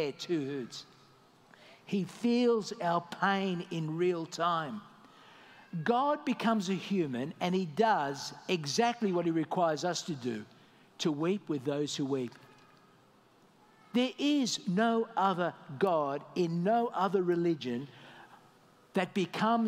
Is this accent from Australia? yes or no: yes; Australia; moved away as an adult; also born or lived in Malta; now in Dubai, United Arab Emirates; I left my home country, Australia